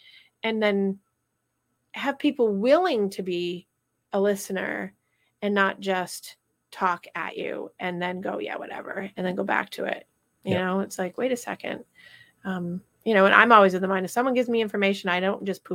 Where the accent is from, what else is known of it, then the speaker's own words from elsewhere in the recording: Vermont, United States; I grew up in Vermont